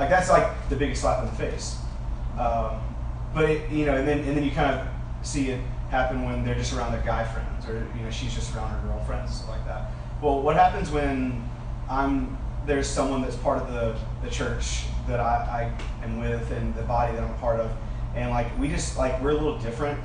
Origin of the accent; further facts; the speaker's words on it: Alabama, United States; because I'm from Alabama, but it's because I'm from the South